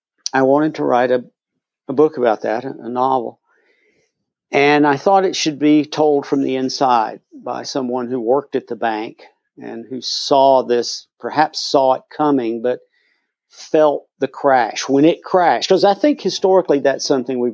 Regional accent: Asheville, North Carolina, United States; in Asheville, North Carolina, more or less my hometown

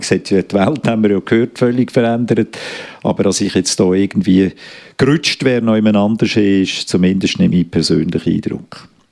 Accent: Switzerland; bei uns in der Schweiz

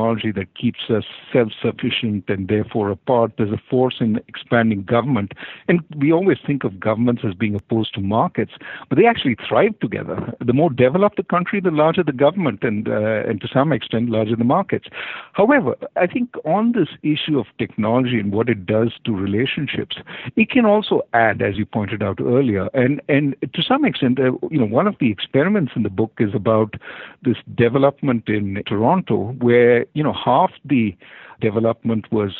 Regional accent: India; moved away; When I grew up in India, we used to live in apartment buildings

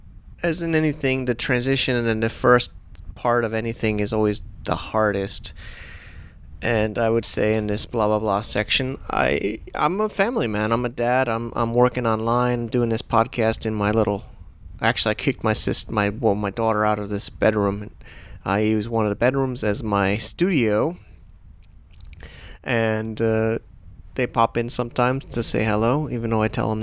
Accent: United States; also born or lived in Hong Kong; now in Chiang Mai, Thailand; I could have moved back to America. I'm an American

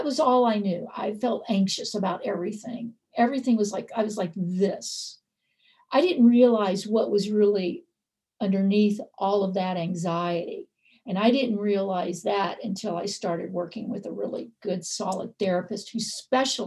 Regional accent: the South, United States; born or raised there

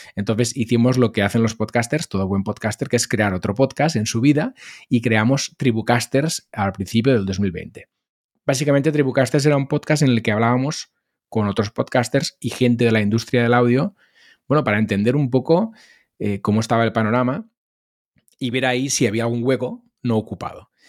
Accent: Molins de Rei, Catalonia, Spain; empecé por la radio local de mi pueblo en el que hice unos cuantos programas

